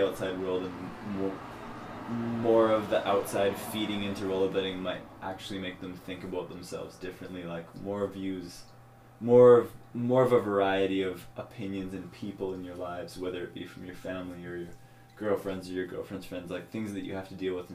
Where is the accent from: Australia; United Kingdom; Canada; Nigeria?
Canada; Kamloops, British Columbia; Us growing up in Kamloops